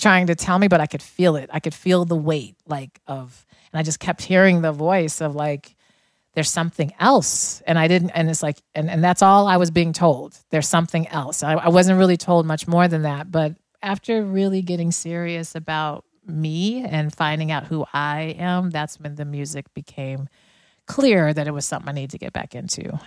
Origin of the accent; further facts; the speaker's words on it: Denver, Colorado, United States; I grew up in Denver